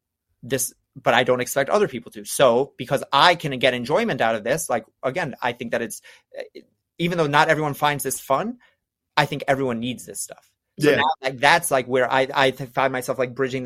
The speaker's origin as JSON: {"language": "English", "region": "New York", "country": "United States", "said": "I'm from New York. I talk fast."}